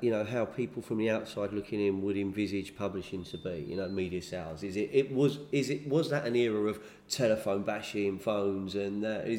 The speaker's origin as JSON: {"language": "English", "region": "London", "country": "United Kingdom", "lives_now": "Lewes, United Kingdom", "said": "I'm a Louisian living in Lewis. Technically they call me a DFL. I'm a down from London. I'm not Sussex born and bred, you know."}